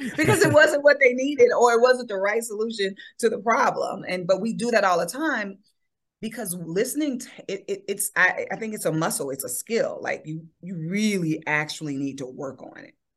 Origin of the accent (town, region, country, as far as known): Chicago, Illinois, United States; born or raised there